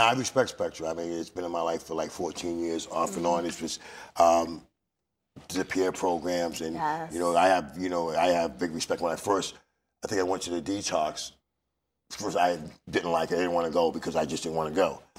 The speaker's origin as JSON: {"language": "English", "town": "Lowell", "region": "Massachusetts", "country": "United States", "said": "I'm from Lowell"}